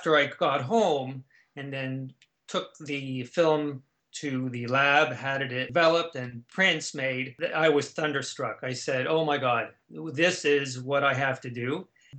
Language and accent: English; Canada; born or raised there